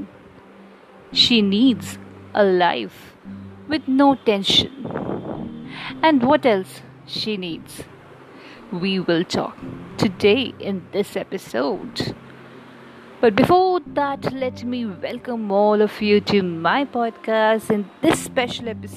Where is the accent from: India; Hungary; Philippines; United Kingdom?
India; we, as an Indian